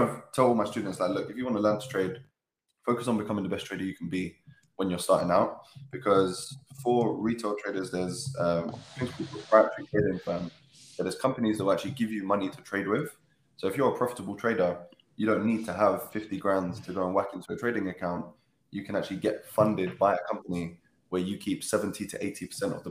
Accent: London, United Kingdom; I grew up in Catford, in Southeast London, lived a pretty normal childhood

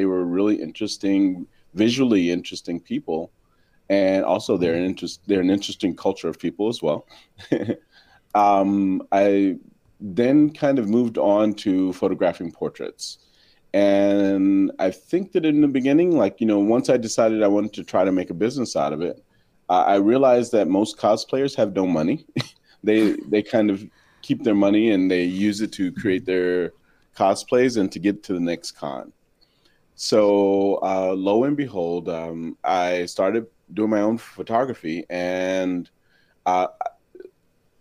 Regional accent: Washington, District of Columbia, United States; moved away; I'm originally from Washington, D.C.

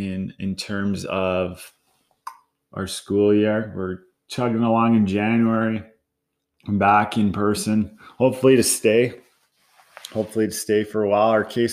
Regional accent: Canada; as much as I'm a Canadian fan and patriotic

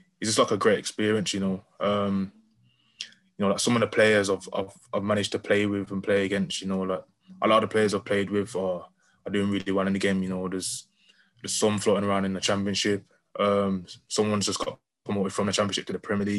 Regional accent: Birmingham, West Midlands, United Kingdom; I'm from Birmingham originally. So I came back to Birmingham

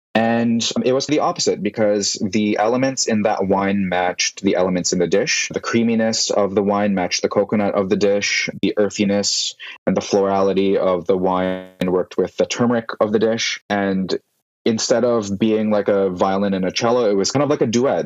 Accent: Vancouver, British Columbia, Canada; moved away as an adult; now in San Francisco, United States; I was born and raised in Vancouver, and then I moved to San Francisco in 2016.

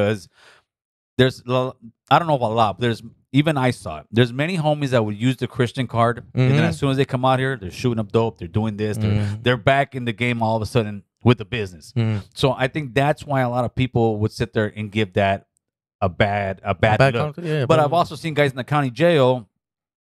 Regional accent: Los Angeles, California, United States; I'm still from my city, homie. I'm still from North Hollywood.

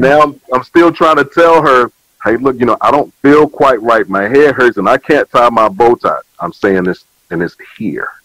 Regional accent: Virginia, United States; now in Willingboro, United States; my hometown, uh, Southside Regional Medical Center

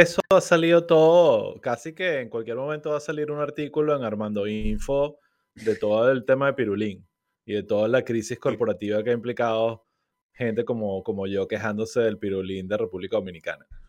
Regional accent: Venezuela; moved away; nosotros como venezolanos

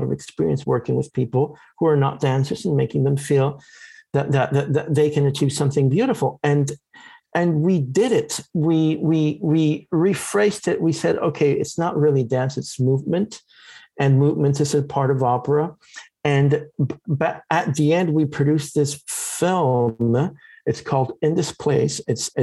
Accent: Florida, United States; Growing up in Florida

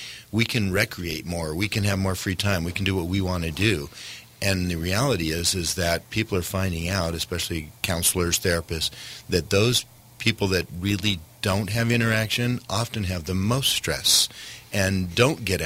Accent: Lake Arrowhead, California, United States; moved away as an adult; now in Washington County, Utah, United States; growing up in Lake Arrowhead

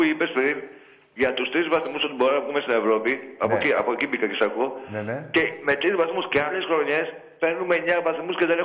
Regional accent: Mani, Peloponnese, Greece; now in Moschato, Greece; είμαι από τη Μάνη εγώ.

